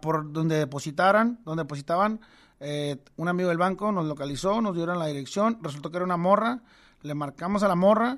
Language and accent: Spanish; Tijuana, Baja California, Mexico; moved away as an adult; now in Monterrey, Mexico; soy de Tijuana